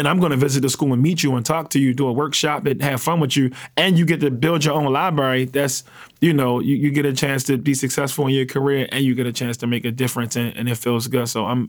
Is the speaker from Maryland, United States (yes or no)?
yes; Baltimore, Maryland, United States; Yeah, I'm from East Baltimore. I grew up in what you would call a drug family.